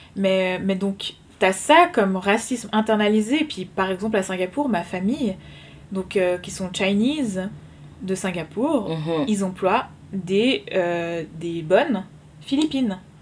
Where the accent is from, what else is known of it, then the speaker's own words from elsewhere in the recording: Switzerland; je suis suisse. Mes deux parents sont suisses